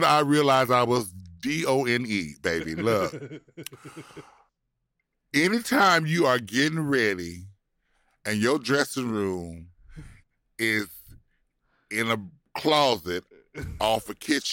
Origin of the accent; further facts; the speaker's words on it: Compton, California, United States; also born or lived in Pacoima, California / Moreno Valley, California; I'm from L.A., right? Yeah, I know I'm from Compton.